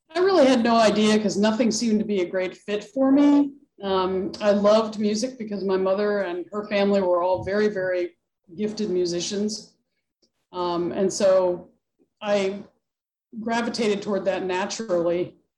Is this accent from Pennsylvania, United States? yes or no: yes; Pittsburgh, Pennsylvania, United States; now in New Hampshire, United States; I grew up near the Pittsburgh area, actually. So not in New England at all